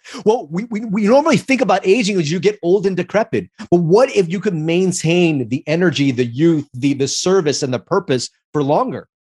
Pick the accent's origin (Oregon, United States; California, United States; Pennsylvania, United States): California, United States; Los Angeles; I grew up in Chinatown, LA, and I auditioned for the movie.